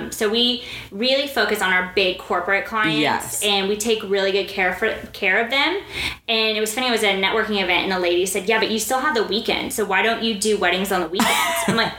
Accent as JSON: {"language": "English", "region": "Dubai", "country": "United Arab Emirates", "said": "I'm from Dubai, but I will be there."}